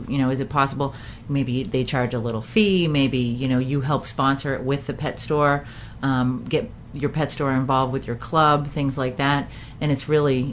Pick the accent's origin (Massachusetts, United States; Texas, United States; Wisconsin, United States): Massachusetts, United States; I'm from Massachusetts